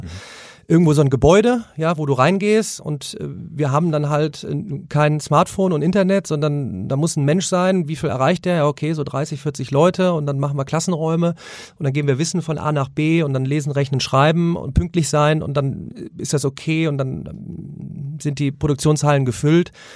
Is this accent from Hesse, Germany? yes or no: no; Remscheid, North Rhine-Westphalia, Germany; ich komme aus Remscheid in der Nähe von Köln